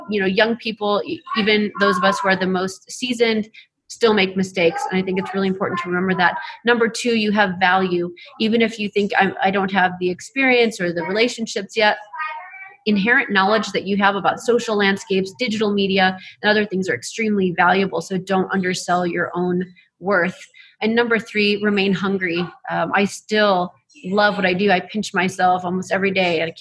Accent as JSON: {"language": "English", "town": "LaSalle", "region": "Illinois", "country": "United States", "tie": "born or raised there", "said": "It is LaSalle, Illinois. Okay. Central Illinois."}